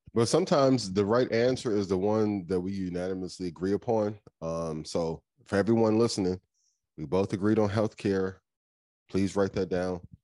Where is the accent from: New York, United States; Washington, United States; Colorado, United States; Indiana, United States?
Indiana, United States; I'm from Indiana.